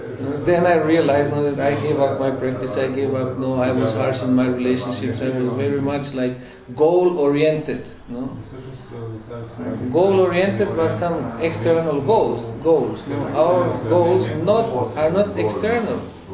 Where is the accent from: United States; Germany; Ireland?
Germany; Berlin; You see, I came from Berlin, I lived in Berlin several years, so for us we always wanted to preach.